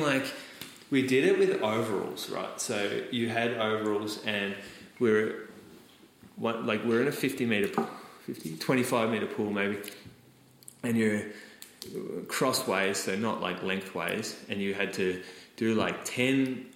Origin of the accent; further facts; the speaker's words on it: Australia; I'm an Australian at a school with zero other Australians